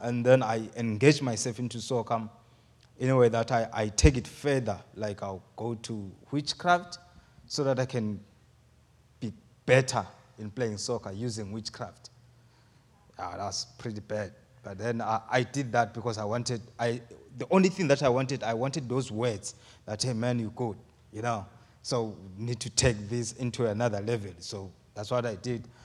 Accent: Eswatini; moved away as an adult; I'm from Swaziland, and, um, I'll be turning twenty-seven years in June

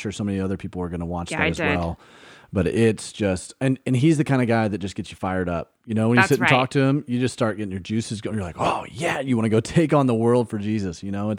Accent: Birmingham, Alabama, United States; moved away; I grew up in Birmingham, Alabama

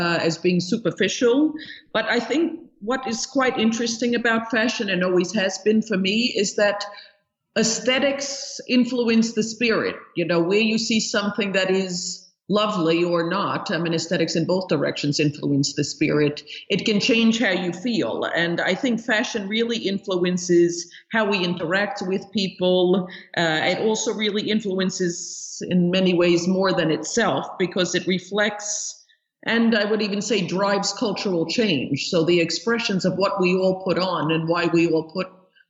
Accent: New York, United States; accent: New York; moved away as an adult; also born or lived in Germany / Italy / London; the accent that I grew up in New York, which somehow that New York accent never leaves you.

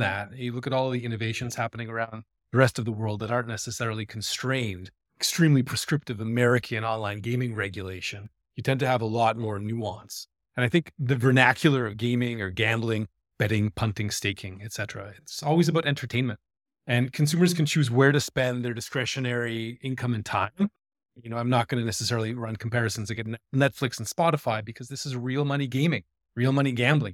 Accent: Toronto, Ontario, Canada; moved away as an adult; also born or lived in Vancouver, Canada / Stockholm, Sweden; now in Copenhagen, Denmark; I am a fellow Canadian. I grew up in Toronto

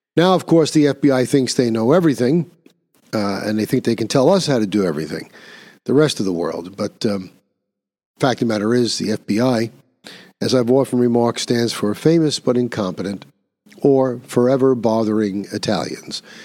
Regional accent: New York City, New York, United States; since I am a native New Yorker, I grew up in New York

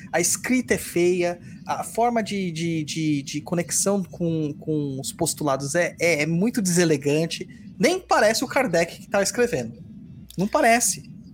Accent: São Paulo, Brazil; Eu sou de São Mateus, Itaquera do lado, né, originalmente

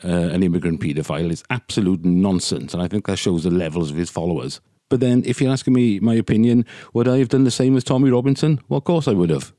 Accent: Wales, United Kingdom; They're as Welsh as I am

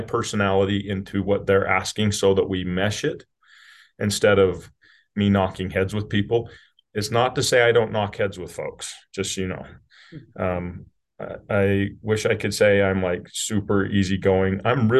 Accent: Utah, United States; So I am from Southern Utah, rural Utah.

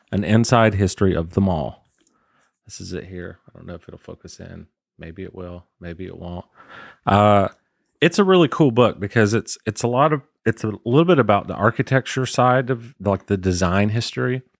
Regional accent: Waycross, Georgia, United States; Where I grew up in Waycross

